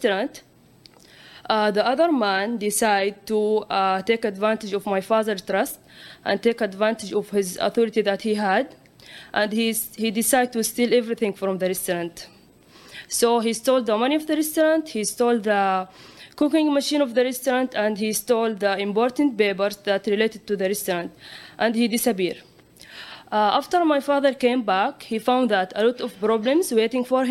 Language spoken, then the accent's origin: English; Saudi Arabia; moved away; I am from Saudi Arabia.